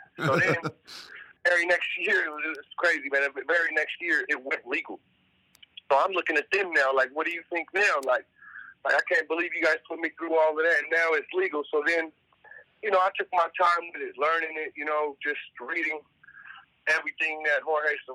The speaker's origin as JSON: {"language": "English", "town": "Sacramento", "region": "California", "country": "United States", "tie": "born or raised there", "moved": "as an adult", "lives_now": "Los Angeles, United States", "said": "I grew up in South Sacramento where we prided ourselves on having good weed"}